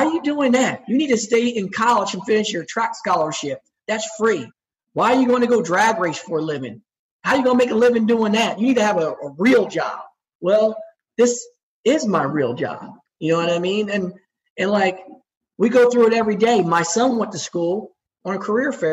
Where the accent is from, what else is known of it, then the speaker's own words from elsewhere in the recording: Chesterfield, New Jersey, United States; I grew up in Chesterfield, New Jersey, which is right next to Trenton.